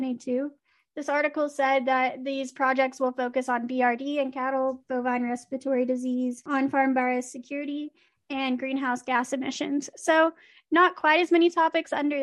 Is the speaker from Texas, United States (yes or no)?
yes; Texas, United States; now in Missouri, United States; We have tornadoes down in Texas